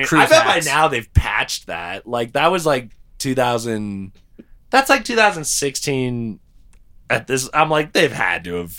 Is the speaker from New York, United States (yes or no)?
no; Colorado Springs, Colorado, United States; also born or lived in Denver / Greeley; I was born in Denver and then grew up in Colorado Springs.